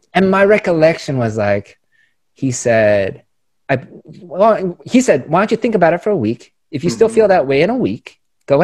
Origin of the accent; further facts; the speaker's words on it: Chicago, Illinois, United States; now in Los Angeles, United States; I was born in Chicago